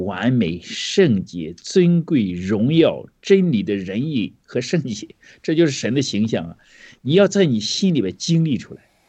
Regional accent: China; 你知道我们中国人都说

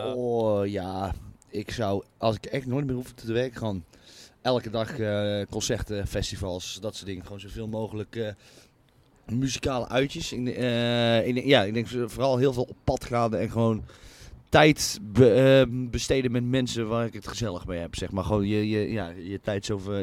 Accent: North Brabant, Netherlands; moved away as an adult; also born or lived in Tilburg; now in Utrecht, Netherlands; het dorp waar ik, waar ik vandaan kom

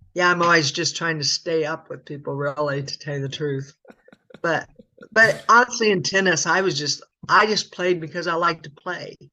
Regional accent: Muscatine, Iowa, United States; I'm from Muscatine

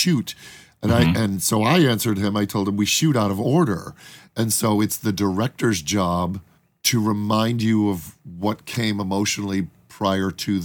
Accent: Chicago, Illinois, United States; we're both dipshits from Chicago

